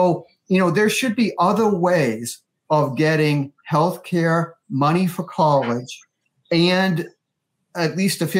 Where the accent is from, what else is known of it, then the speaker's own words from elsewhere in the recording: United States; an American veteran